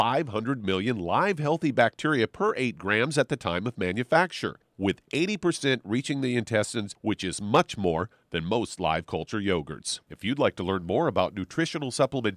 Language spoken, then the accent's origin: English; Kansas City, Missouri, United States; moved away; growing up in Kansas City